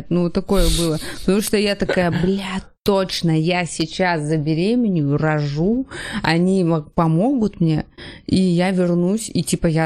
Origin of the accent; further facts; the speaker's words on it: Kamchatka Krai, Russia; И да, я с Камчатки такой... до Анкориджа